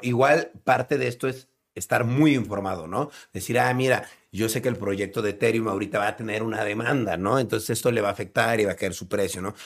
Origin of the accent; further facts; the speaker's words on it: Mexico; Nosotros somos mexicanos